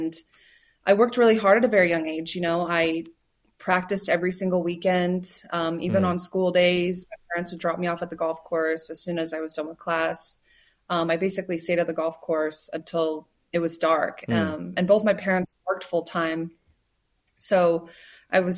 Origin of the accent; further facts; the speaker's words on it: United States; I'm American, but I grew up Korean American